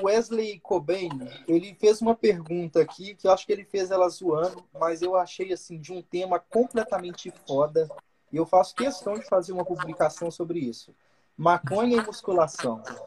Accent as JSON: {"language": "Portuguese", "region": "Minas Gerais", "country": "Brazil", "said": "sou mineiro"}